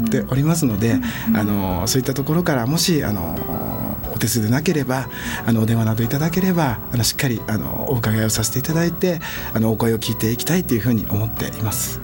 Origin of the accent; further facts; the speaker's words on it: Nishitokyo, Tokyo, Japan; 小さい頃からこの西東京で育った